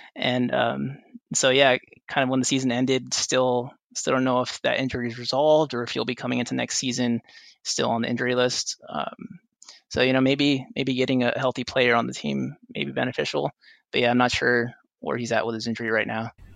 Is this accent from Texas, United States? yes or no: yes; Rio Grande Valley, South Texas, United States; also born or lived in San Antonio, Texas; I was born and raised in South Texas in the Rio Grande Valley before moving here to attend the University of Texas at San Antonio